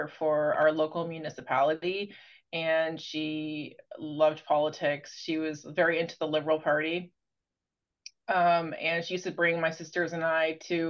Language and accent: English; London, Ontario, Canada; now in Toronto, Canada; I'm from London, Ontario